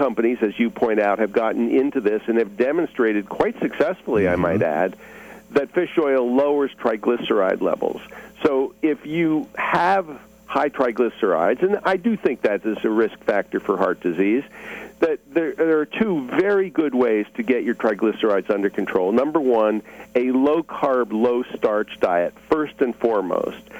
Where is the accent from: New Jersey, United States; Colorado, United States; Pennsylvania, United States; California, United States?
Pennsylvania, United States; New Hope; now in Durham-Chapel Hill, United States; we are from Pennsylvania. I grew up in Bucks County